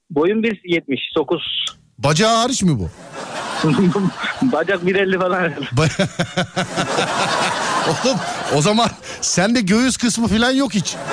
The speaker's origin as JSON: {"language": "Turkish", "town": "Köyceğiz", "region": "Muğla", "country": "Turkey", "said": "Ben Muğla, Muğla Köyceğiz abicim."}